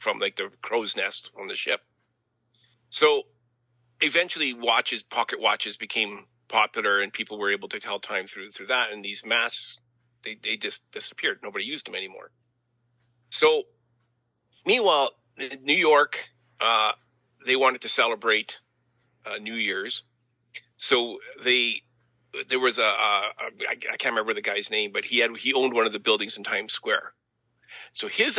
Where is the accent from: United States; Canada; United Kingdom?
Canada; the Prairies; being good Canadian kids